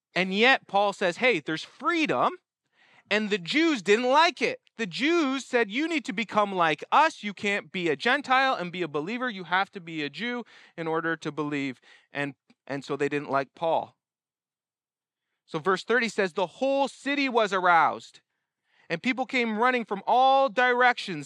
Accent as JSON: {"language": "English", "country": "Canada", "said": "I'm a Canadian here"}